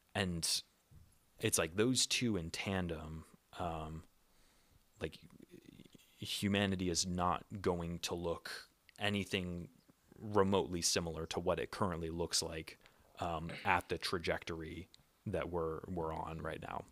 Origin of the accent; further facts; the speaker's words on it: United States; moved away; in my home country